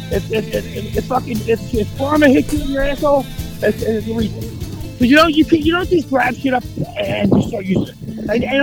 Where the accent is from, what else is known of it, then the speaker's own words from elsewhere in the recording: Philadelphia, Pennsylvania, United States; I'm from Philly